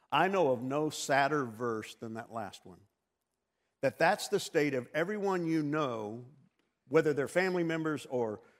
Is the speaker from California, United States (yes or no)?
no; Texas, United States; born there; Well, wait a minute, Ken, I was born in Texas. Well, good for you, so was I.